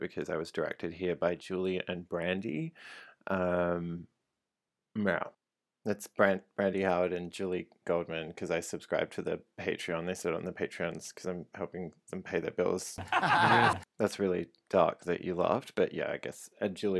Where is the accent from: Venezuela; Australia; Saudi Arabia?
Australia; Adelaide, South Australia; moved away as an adult; now in Sydney, Australia; I'm 34 years old and I'm from Adelaide in Australia